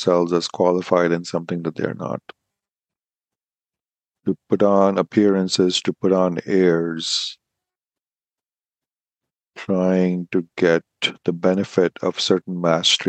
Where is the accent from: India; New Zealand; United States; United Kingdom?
India; Being an Indian man